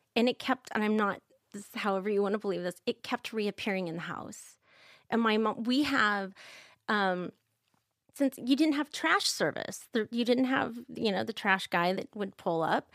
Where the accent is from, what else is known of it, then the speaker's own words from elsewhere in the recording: Kansas, United States; I'm from Kansas